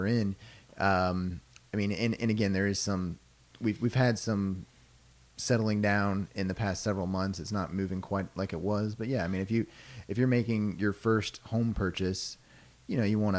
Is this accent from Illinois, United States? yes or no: no; Louisville, Kentucky, United States; Louisville. Nice. Fifth generation.